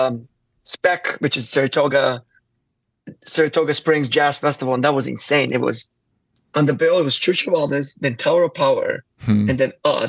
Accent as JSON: {"language": "English", "town": "Kraljevo", "country": "Serbia", "tie": "born or raised there", "also_born_or_lived": "St. Paul, United States", "moved": "as an adult", "lives_now": "Nashville, United States", "said": "me growing up in Serbia"}